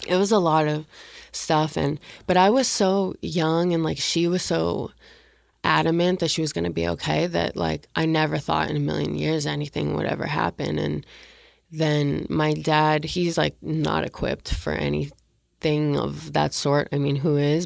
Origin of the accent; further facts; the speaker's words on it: Canada; moved away as an adult; now in Los Angeles, United States; I'm from Canada and, like, I had just moved to L A.